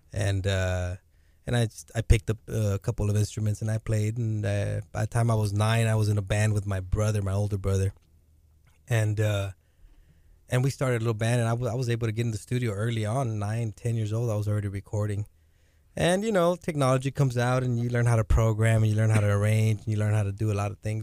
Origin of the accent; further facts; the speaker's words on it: Rio Grande Valley, Texas, United States; I come from the Rio Grande Valley, man. There's nothing to do over there.